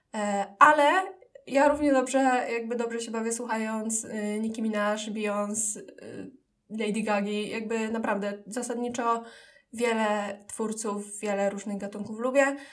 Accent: Dębica, Subcarpathian Voivodeship, Poland; moved away as an adult; now in Kraków, Poland; pochodzę z Podkarpacia, z Dębicy

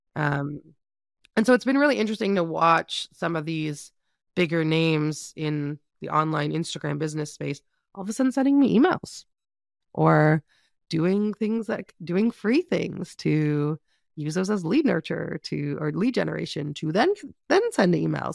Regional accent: Canada; being Canadian

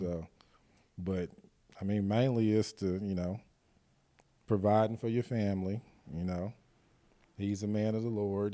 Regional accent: Guthrie, Oklahoma, United States; growing up in Guthrie

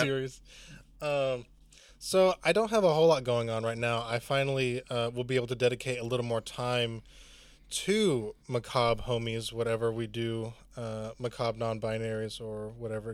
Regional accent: Chattanooga, Tennessee, United States; no one comes to my hometown

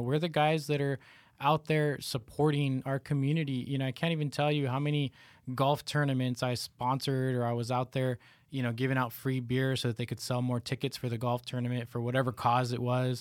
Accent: Reno, Nevada, United States; I grew up in Reno, Nevada

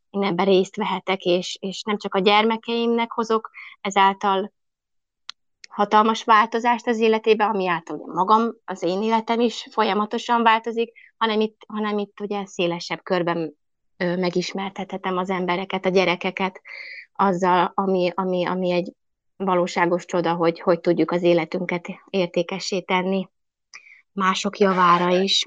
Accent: Budapest, Hungary; moved away as an adult; also born or lived in Buda, Budapest; now in Nyim, Hungary; mert én e Pesterzsébeten nőttem föl

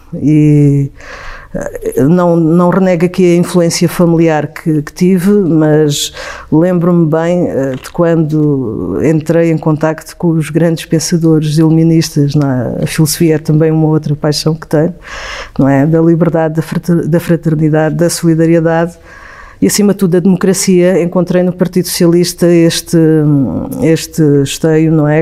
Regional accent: Évora, Alentejo, Portugal; moved away as an adult; also born or lived in Aldeia da Mata, Crato / Caldas da Rainha; quando tinha sensivelmente 10 anos saí dessa aldeia da mata, onde vivi em Évora, e lá também estudei, até sensivelmente aos 18 anos

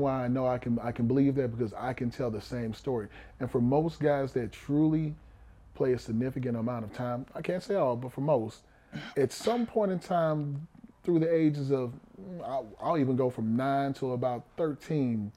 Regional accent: Houston, Texas, United States; I was born in Houston. I'm born in Fifth Ward on Chapman Street

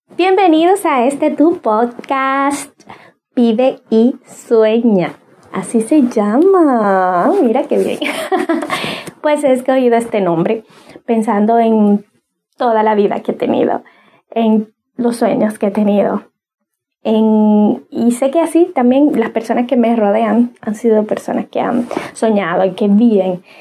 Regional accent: Cibao, Dominican Republic; yo soy de República Dominicana y de la zona del Cibao

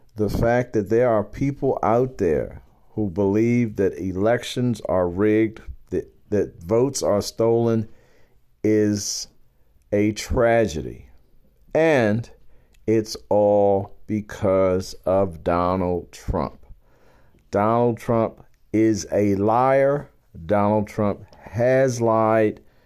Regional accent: Baltimore, Maryland, United States; I am a black man born and bred in Baltimore, Maryland.

